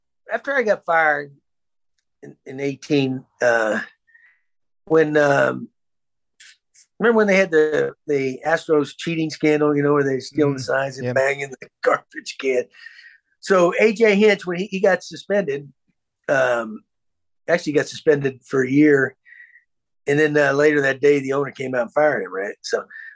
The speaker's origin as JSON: {"language": "English", "region": "Texas", "country": "United States", "tie": "born or raised there", "said": "I grew up in Texas"}